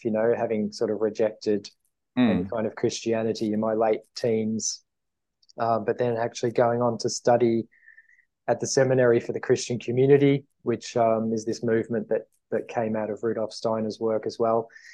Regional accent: Australia; I'm an Aussie from Australia

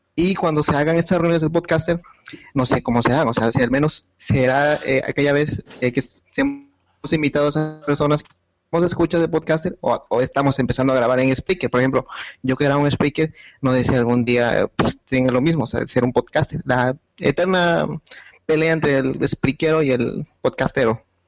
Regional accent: Mexico; soy de México

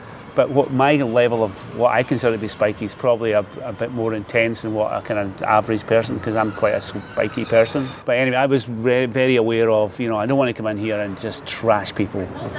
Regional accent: Des Moines, Iowa, United States; I decided, but again, I come from Des Moines. Somebody had to.

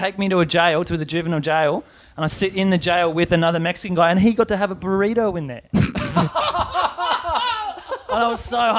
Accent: Australia; also born or lived in Phoenix, Arizona; my tag was … because I was from Australia.

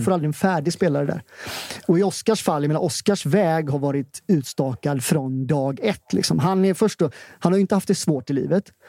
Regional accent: Gothenburg, Västra Götaland, Sweden; vi är från ja. Hisingen.

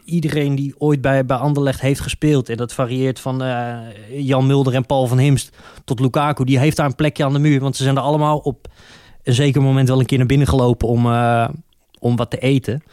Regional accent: Utrecht, Netherlands; ik ben een Utrechter

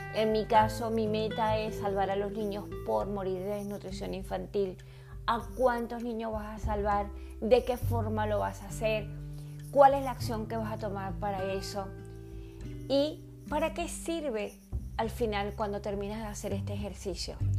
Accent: Venezuela; also born or lived in Caracas, Venezuela; Yo nací en Caracas, Venezuela, pero me crié en un pueblo muy pequeñito

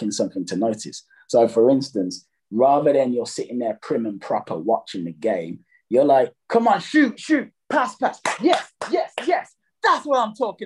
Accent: Jamaica; I'm Jamaican

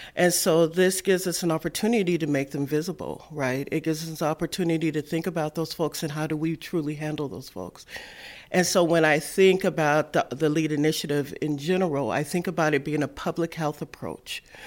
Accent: Seattle, Washington, United States; I was born and raised in Seattle

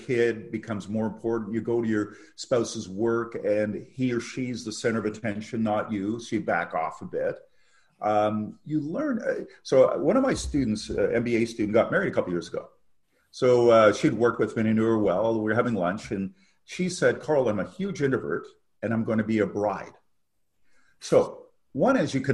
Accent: Canada; also born or lived in England; as a Canadian

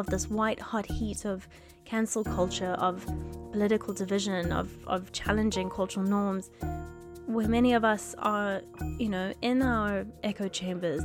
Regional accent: South Africa; I grew up in South Africa

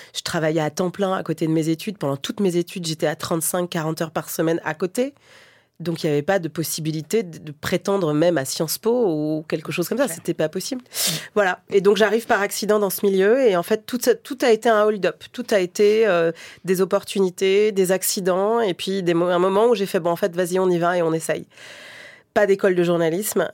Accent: Longjumeau, Île-de-France, France; Donc moi j'ai grandi en grande banlieue, dans l'Essonne, euh, dans un quartier qui est multi-relégué, euh, à Longjumeau, dans les quartiers sud, une cité

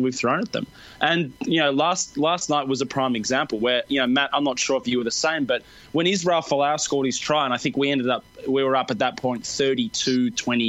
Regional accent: Australia; as an Australian sporting supporter

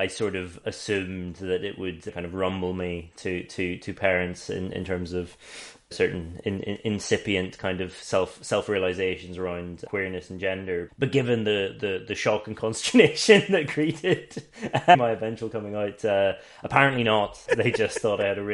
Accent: Northern Ireland, United Kingdom; I grew up in the Black North.

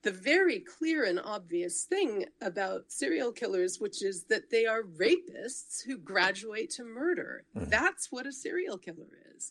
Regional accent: United States; I'm an American

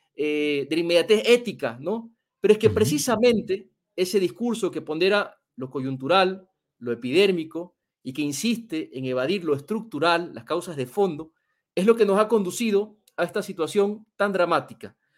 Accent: Ecuador; En mi país

